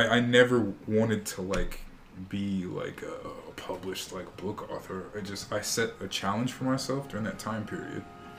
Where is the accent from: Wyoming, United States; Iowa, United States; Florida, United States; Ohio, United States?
Ohio, United States; growing up in Ohio